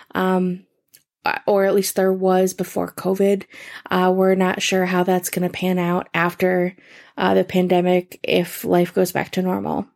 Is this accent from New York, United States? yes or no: yes; Rochester, New York, United States; my hometown, Rochester, New York